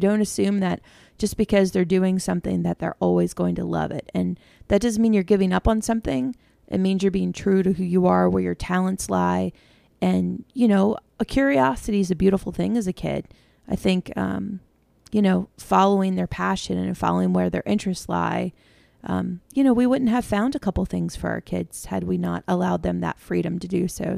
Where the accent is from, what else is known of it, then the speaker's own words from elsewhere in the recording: United States; being an American